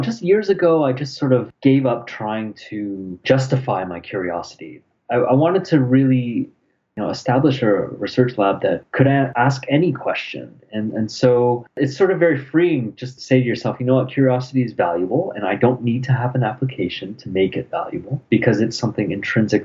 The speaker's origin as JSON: {"language": "English", "town": "Toronto", "region": "Ontario", "country": "Canada", "tie": "born or raised there", "also_born_or_lived": "England", "lives_now": "Ottawa, Canada", "said": "I was born in England, but I grew up in Toronto pretty much."}